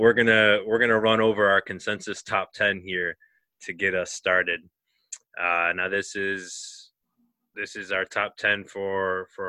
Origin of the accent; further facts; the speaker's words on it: Buffalo, New York, United States; we're three guys from Buffalo, New York.